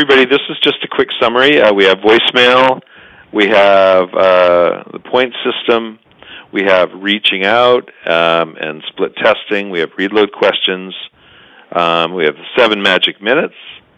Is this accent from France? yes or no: no; Canada; we're decent Canadian guys